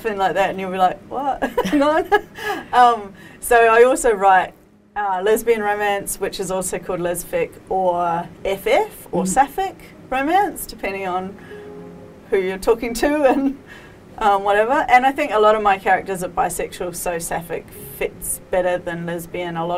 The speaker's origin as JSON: {"language": "English", "country": "New Zealand", "tie": "born or raised there", "moved": "as an adult", "lives_now": "Sydney, Australia", "said": "I grew up in New Zealand, and then I moved to Sydney with my ex, and now obviously live here with our children"}